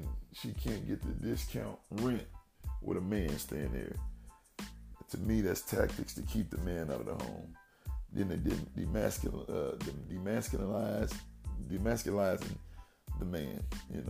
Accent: Dayton, Ohio, United States; my hometown, Dayton, Ohio

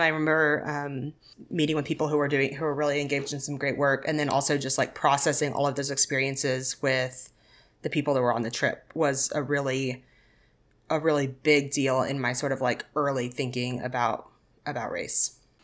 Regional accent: Arkansas, United States; I grew up in Arkansas

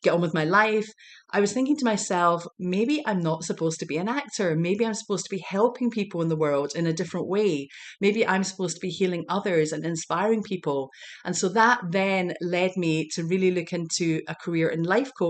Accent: Glasgow, Scotland, United Kingdom; moved away as an adult; now in United States; growing up in Glasgow, Scotland

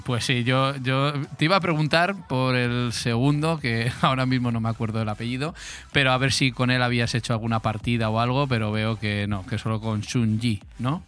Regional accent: Basque Country, Spain; como soy vasco

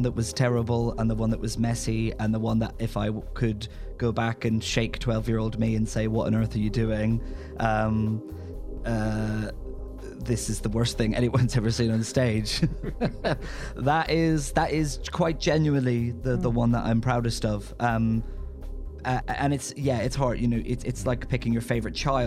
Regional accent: Northern Ireland, United Kingdom; now in London, United Kingdom; growing up in Northern Ireland

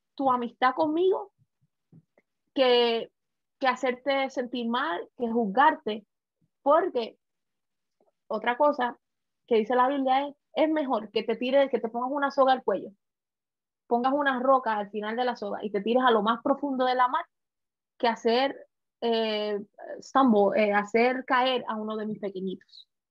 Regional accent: Puerto Rico; now in United States; como puertorriqueña, que pasé por muchas situaciones al principio de venir a este país, en Estados Unidos

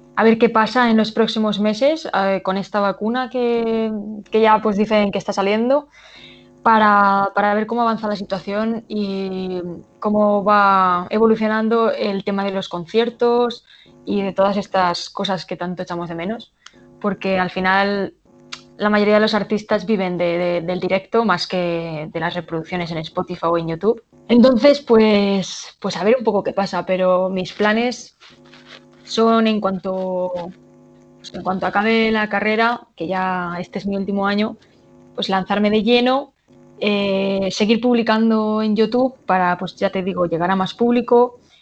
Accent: Cuenca, Castilla-La Mancha, Spain; Cuenca, obviamente, que es de donde, es donde yo nací, de donde yo soy, donde vive mi familia

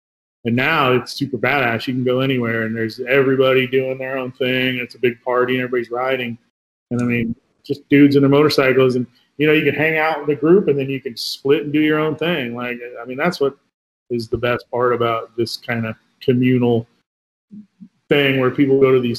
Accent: Southern California, United States; moved away as an adult; also born or lived in Los Angeles; now in Phoenix, United States; growing up in SoCal and living

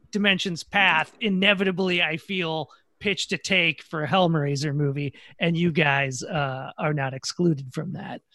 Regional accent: Minnesota, United States; I'm from Minnesota too

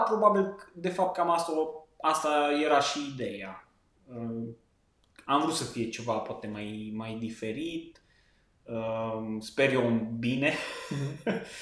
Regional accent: Lipova, Arad County, Romania; also born or lived in Cluj-Napoca; sunt de lângă Arad, localitatea Lipova

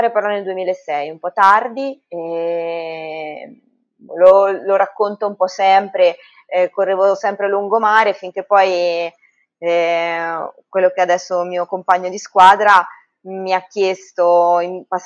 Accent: Ancona, Marche, Italy; sono anconetana, eh, abito al Conero, e classe 78, e sono personal trainer

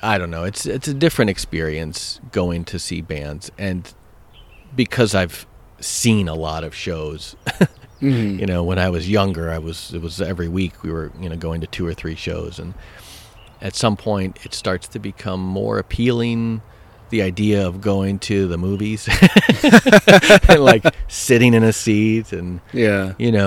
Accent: Madison, Wisconsin, United States; I grew up in Madison, Wisconsin

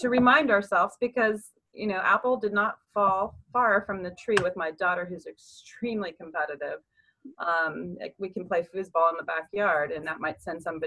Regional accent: San Diego, California, United States; moved away as an adult; also born or lived in Chapel Hill; move back to San Diego, where, you know, that's my home and my hometown and my family's here.

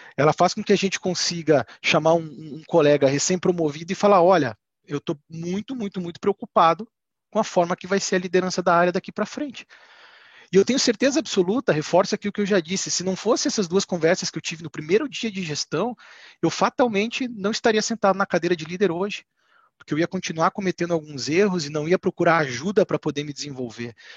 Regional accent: Curitiba, Paraná, Brazil; Eu sou natural de Curitiba, tenho 38 anos

